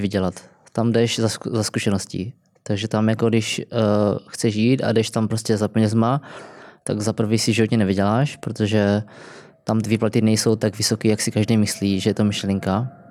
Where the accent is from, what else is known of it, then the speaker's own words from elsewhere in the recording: Kroměříž, Zlín Region, Czechia; moved away as an adult; also born or lived in Brno; now in London, United Kingdom; já jsem pracoval vlastně v Kroměříži, kde jsem vyrůstal